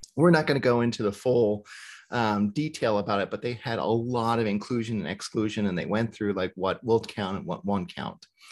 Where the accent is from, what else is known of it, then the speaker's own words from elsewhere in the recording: the rural South, United States; I grew up in the rural South.